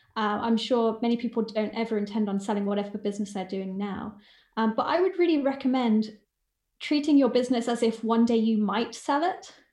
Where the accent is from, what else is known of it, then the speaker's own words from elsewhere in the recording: England, United Kingdom; moved away as an adult; now in United States; I'm English, but I'm living in the States